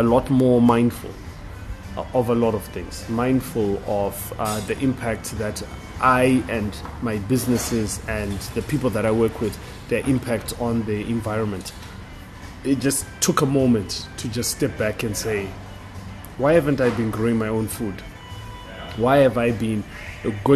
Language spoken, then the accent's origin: English; Bulawayo, Zimbabwe; I'm back in my hometown in Bulawayo